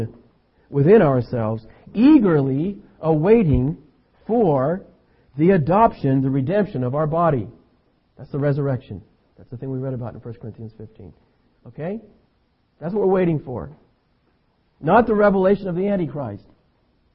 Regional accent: Concord, California, United States; also born or lived in San Lorenzo; When I was a boy growing up in Concord, just over the hill here

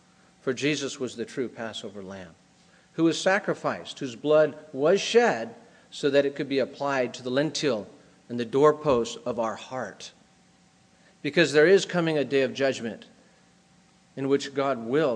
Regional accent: United States; moved away as an adult; also born or lived in Brazil; I grew up in America

